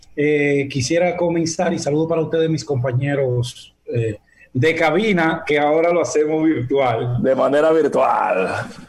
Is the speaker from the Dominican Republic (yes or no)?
yes; Dominican Republic; nosotros como dominicanos